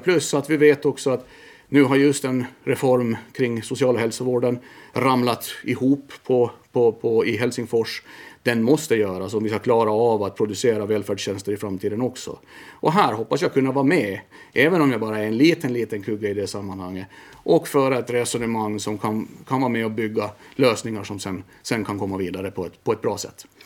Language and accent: Swedish; Mariehamn, Åland Islands; also born or lived in Vaasa; Född i Mariehamn, eh, på BB där